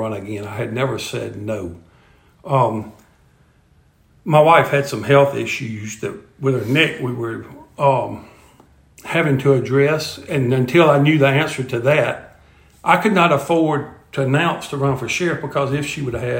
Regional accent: McComb, Mississippi, United States; moved away as an adult; now in Natchitoches, United States; I am a graduate of Macomb High School, which is where I'm from.

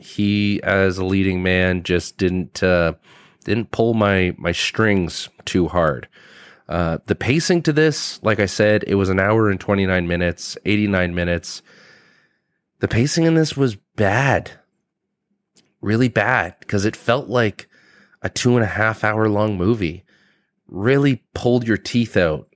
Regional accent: Canada; I'm from Canada and we don't have a lot of armories in business buildings

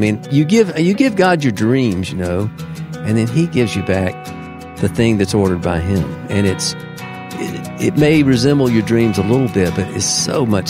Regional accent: Deep South, United States; I'm a product of the Deep South, so, you know, like many from there. I was raised in the Southern Baptist Church, and my mother was a churchgoer.

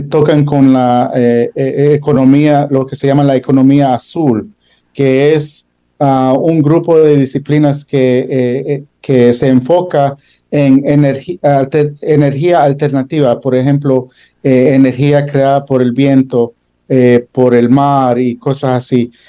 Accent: Providence, Rhode Island, United States; born there; Spanish is a second language; moved away; also born or lived in Australia / Switzerland / Canada; Pues yo nací en Fox Point hace casi 60 años y después de estar en Providence, mi familia, eh, como es francesa e irlandés, eh, nos mudamos en varios lugares

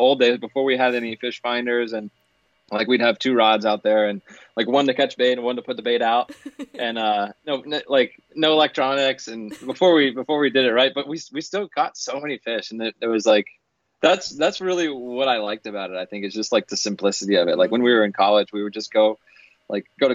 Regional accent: Florida, United States; growing up and having so many years fishing in Florida

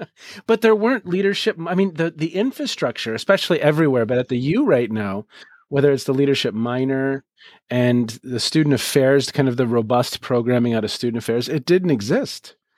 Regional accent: Edina, Minnesota, United States; I grew up in Edina, so just about 40 minutes away from campus. And so I graduated high school in 91 and then immediately moved on to the U.

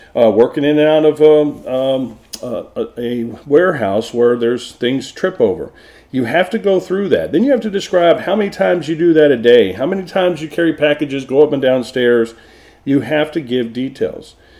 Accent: Texas, United States; moved away; also born or lived in Florida / Oklahoma; I'm from Texas, so I say it wrong

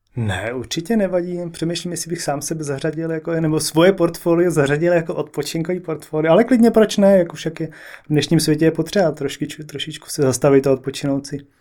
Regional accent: Prague, Czechia; accent: Prague dialect; moved away as an adult; also born or lived in London; Já jsem se narodil v Praze

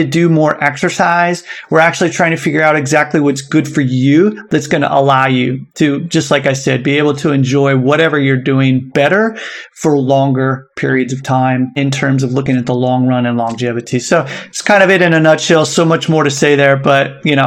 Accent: United States; moved away as an adult; now in Osaka, Japan; I grew up in the United States

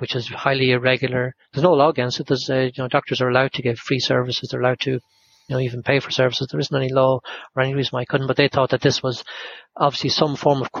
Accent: Ireland; accent: Irish; now in United Kingdom; They probably thought by my accent and that I was Irish

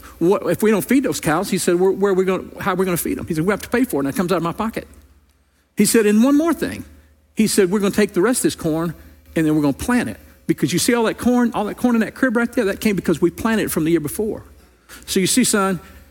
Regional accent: Louisiana, United States; moved away; I grew up in Louisiana

